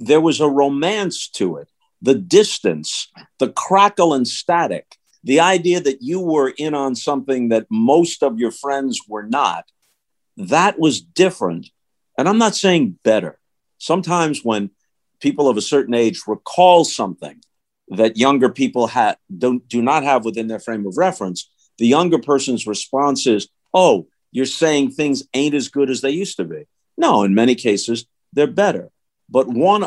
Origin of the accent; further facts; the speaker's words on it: Long Island, New York, United States; moved away as an adult; I was lucky enough to grow up in New York, late 50s and through the 60s